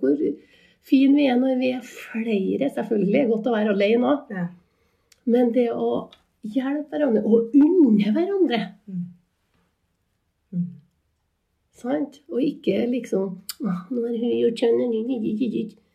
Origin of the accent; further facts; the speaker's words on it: Inderøy, Trøndelag, Norway; moved away as an adult; now in Trondheim, Norway; jeg vokste opp eh, på Underøya nærmere Sandvollan, eller Gangstadhaugen, sånn å komme akkurat der jeg vokste opp. Og jeg er en inntrønder